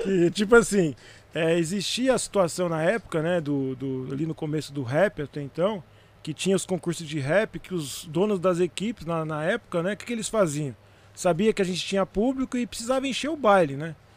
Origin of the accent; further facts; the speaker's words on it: São Bernardo do Campo, São Paulo, Brazil; Eu sou de São Bernardo do Campo, né? Nascido e criado em São Bernardo, na região do ABC, metropolitana, região metropolitana de São Paulo